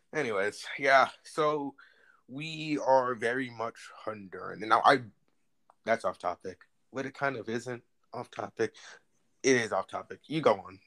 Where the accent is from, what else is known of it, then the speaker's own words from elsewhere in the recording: New Jersey, United States; I'm from New Jersey.